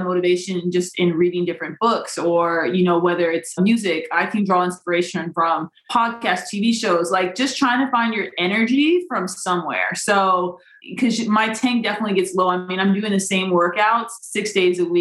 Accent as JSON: {"language": "English", "town": "Des Moines", "region": "Iowa", "country": "United States", "tie": "born or raised there", "said": "I grew up in Des Moines, Iowa, where there's blizzards and it's very, very frigid"}